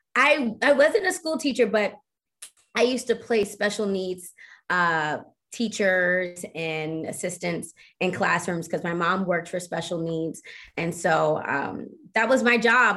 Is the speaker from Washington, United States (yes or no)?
no; Baltimore, Maryland, United States; I'm from Baltimore